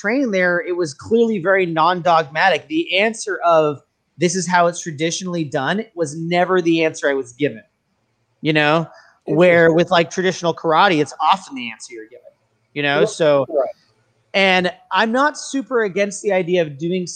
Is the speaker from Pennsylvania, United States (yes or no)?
no; Fort Worth, Texas, United States; moved away as an adult; also born or lived in New York City / New Orleans; now in Bay Area, United States; I was actually born and raised in Fort Worth, Texas